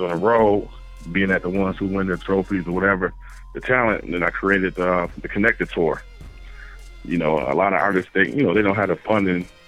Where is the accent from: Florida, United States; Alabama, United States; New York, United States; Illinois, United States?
New York, United States; Buffalo; now in Charlotte, United States; I'm basically based out of Charlotte, North Carolina right now, but I'm from Buffalo, New York